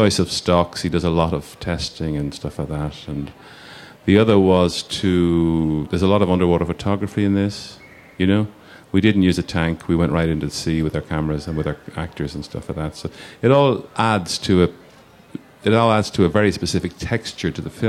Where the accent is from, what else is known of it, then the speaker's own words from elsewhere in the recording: Ireland; being Irish.